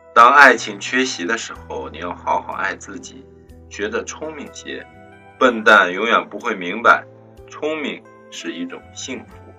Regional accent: China; 明天是七夕，是我们中国人的情人节

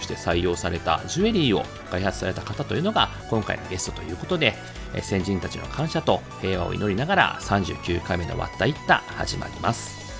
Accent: Okinawa, Japan; now in Tokyo, Japan; 沖縄から出てきた僕ら

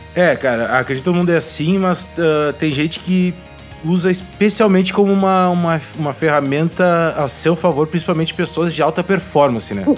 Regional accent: Gaúcho, Rio Grande do Sul, Brazil; eu sou gaúcho

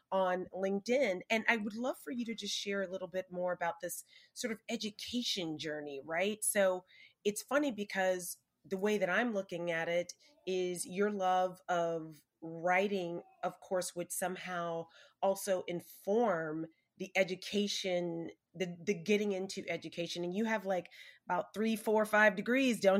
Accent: Alabama, United States; I'm from Alabama. Um, and my family's, you know, blackety black. We're not immigrants, but it's such an interesting place to grow up

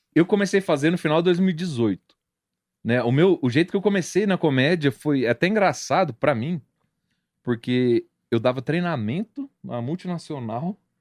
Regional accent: interior of São Paulo, Brazil; moved away as an adult; also born or lived in Mineiros; now in Goiânia, Brazil; eu sou do interior de São Paulo, moro aqui desde 2013.

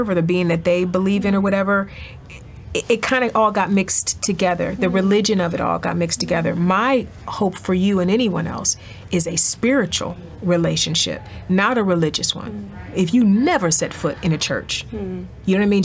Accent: East Cleveland, Ohio, United States; I'm from East Cleveland.

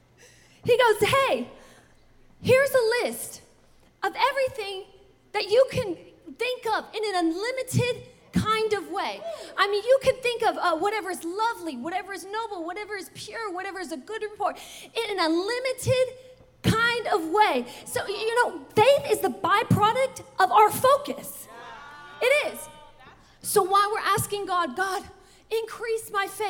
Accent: the South, United States; I'm from the South

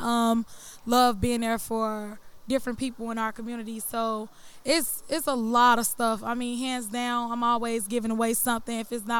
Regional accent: Chicago, Illinois, United States; now in Lafayette, United States; South side of Chicago. You know, I'm coming to represent.

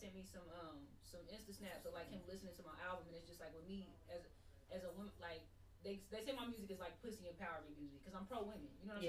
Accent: Enid, Oklahoma, United States; moved away as an adult; now in Oklahoma City, United States; I'm from Enid.

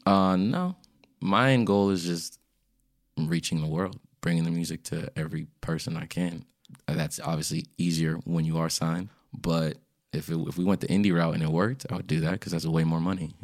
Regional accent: Springfield, Virginia, United States; also born or lived in Washington, D.C.; I was born in D C, grew up in Springfield, Virginia, but both my parents are from Ghana

